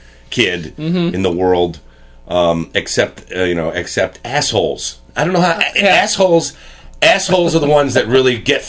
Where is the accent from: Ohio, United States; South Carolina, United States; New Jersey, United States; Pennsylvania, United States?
New Jersey, United States; Plainfield; I grew up in New Jersey in a town called Plainfield, New Jersey. Predominantly black mm-hmm. town. It was like 85% black.